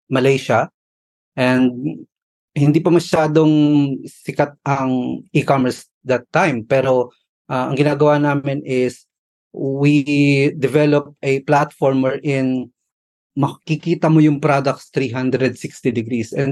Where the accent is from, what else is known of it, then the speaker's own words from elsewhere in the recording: Pasig, Metro Manila, Philippines; moved away as an adult; also born or lived in Abu Dhabi, United Arab Emirates / Dubai, United Arab Emirates; now in United Arab Emirates; I'm from Pasig City in uh, Manila. So I went here 2008.